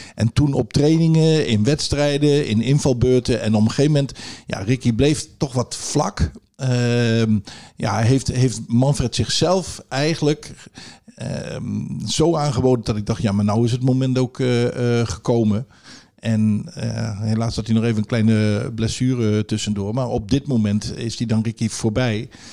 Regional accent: Zwolle, Overijssel, Netherlands; also born or lived in Groningen; ik ben in Zwolle geboren, opgegroeid

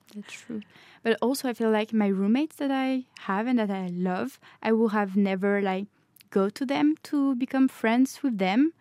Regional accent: Normandy, France; English is a second language; moved away as an adult; also born or lived in Paris, France; now in Norway; I'm from Normandy in France

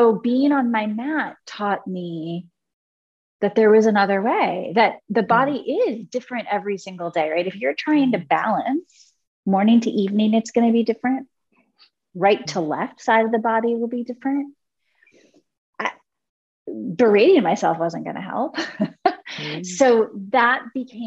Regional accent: Cincinnati, Ohio, United States; born or raised there; also born or lived in Italy

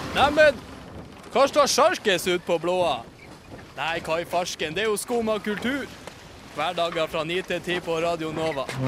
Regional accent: Østfold, Norway; Jeg er fra Østfold

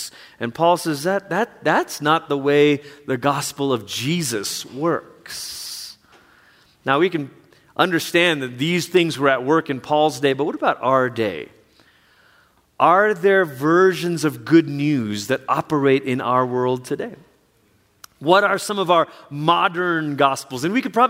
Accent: Malaysia; moved away; Growing up in Malaysia, where there's many different religions in Malaysia

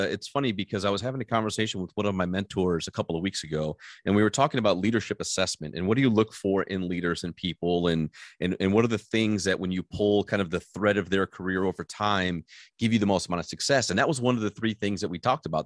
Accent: Michigan, United States; I grew up in Michigan, uh, and I moved from the lower part of Michigan to the upper part of Michigan

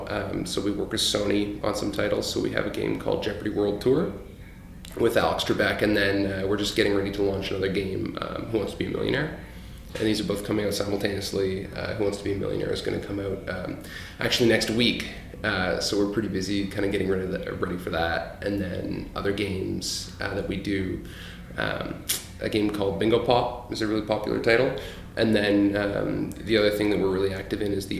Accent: Paris, Ontario, Canada; also born or lived in Hamilton, Ontario / Halifax, Nova Scotia; I grew up really in like a small town, Paris, Ontario

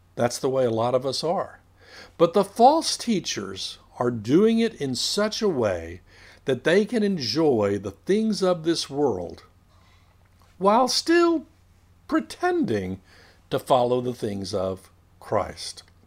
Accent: United States; I am a citizen of the United States

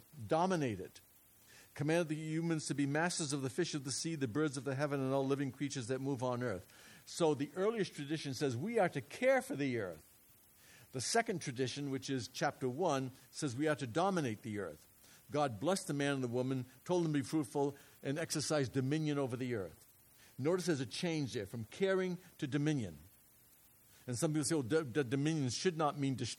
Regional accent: New England, United States; moved away; I'm from New England. When I was a kid, we ate haddock all the time

